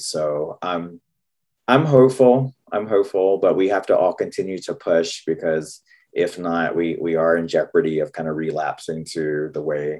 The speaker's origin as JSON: {"language": "English", "region": "the South", "country": "United States", "accent": "Southern US", "said": "all the stereotypes they had about me and my people and people in the South because of my accent"}